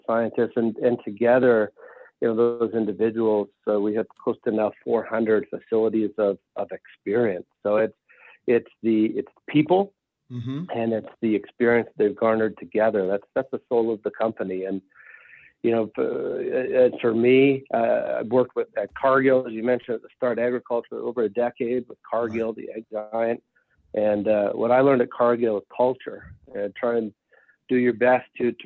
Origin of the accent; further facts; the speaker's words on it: Regina, Saskatchewan, Canada; now in Colorado, United States; I'm from Regina, Saskatchewan, Canada.